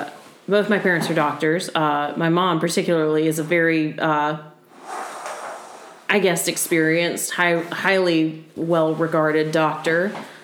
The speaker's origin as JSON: {"language": "English", "country": "United States", "said": "Always been made fun of as an American"}